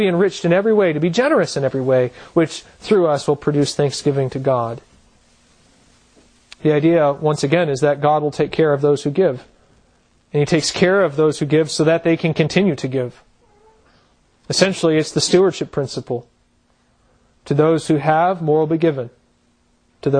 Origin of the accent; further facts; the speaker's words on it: United States; as American Christians